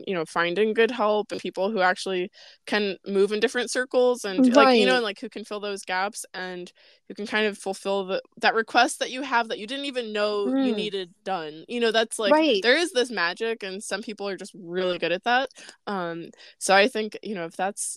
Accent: the Hamptons, Long Island, New York, United States; moved away as an adult; now in Florida, United States; I grew up in the Hamptons

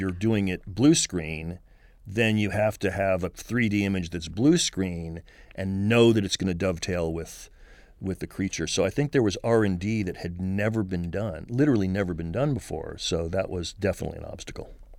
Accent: Marin County, California, United States; born or raised there; also born or lived in San Francisco

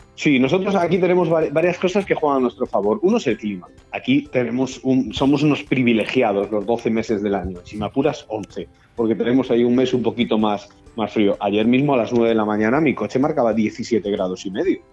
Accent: Galicia, Spain; moved away; also born or lived in Balearic Islands / Canary Islands / Andalusia / Valencian Community; soy de Benidorm, por supuesto, yo, nací en Galicia

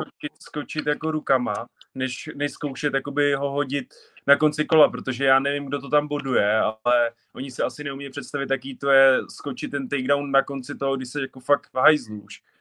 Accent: Czechia; jsem Čech

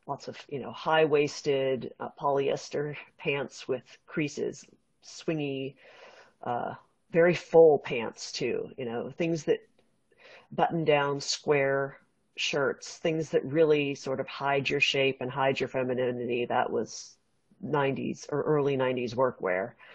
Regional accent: West Coast, California, United States; growing up on the West Coast

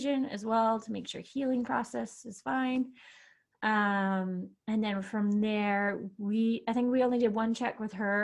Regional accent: Canada; moved away as an adult; now in Austria; I can prove that I'm Canadian

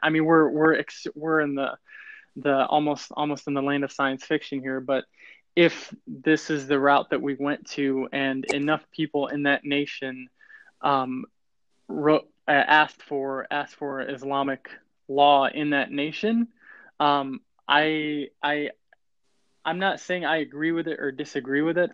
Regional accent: United States

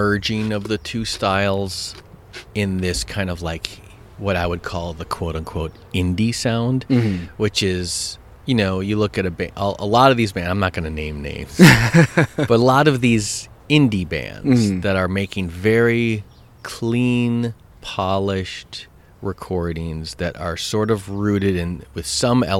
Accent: Madison, Wisconsin, United States; I grew up in Madison, Wisconsin

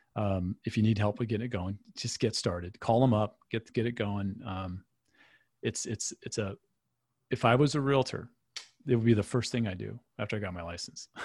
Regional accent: Michigan, United States; moved away; where I grew up in Michigan

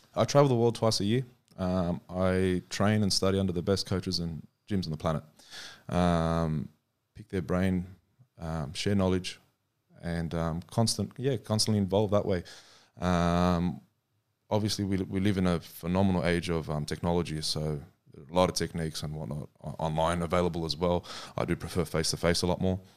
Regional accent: Australia; we're from Australia

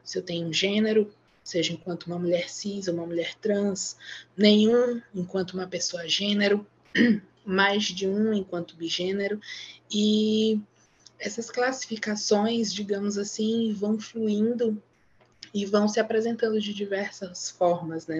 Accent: Maranhão, Brazil; Sou aqui do Maranhão

